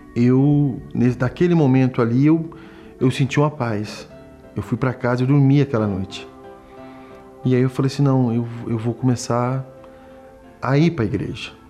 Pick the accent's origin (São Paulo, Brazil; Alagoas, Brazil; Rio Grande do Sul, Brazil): São Paulo, Brazil; Suzano; sou nascido na cidade de Suzano, em São Paulo